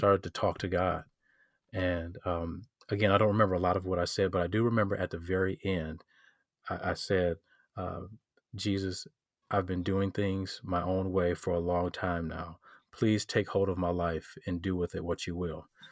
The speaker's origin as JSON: {"language": "English", "town": "Detroit", "region": "Michigan", "country": "United States", "tie": "born or raised there", "said": "I'm from Detroit, Michigan. Um, I'm s, I'm still here, uh, grew up here."}